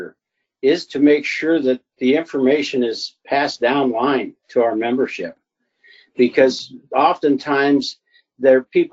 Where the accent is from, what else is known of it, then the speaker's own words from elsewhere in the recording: Alliance, Ohio, United States; a private business in Alliance, Ohio, my hometown.